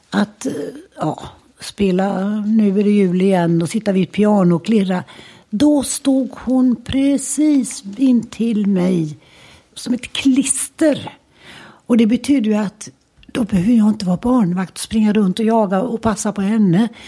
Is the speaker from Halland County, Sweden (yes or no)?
no; Gothenburg, Västra Götaland, Sweden; Och där bod, växte vi upp och bodde i många, alla år. Och idag är den till och med och det var sånt där radhus, trä, gammalmodigt träradhus. Boråsvägen ut hette det väl på den tiden. Precis i ytterkanten av Örgryte.